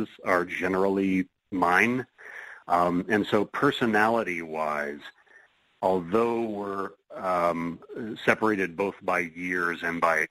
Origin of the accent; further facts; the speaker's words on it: Seattle, Washington, United States; Seattle Mystery Bookshop, my hometown mystery hub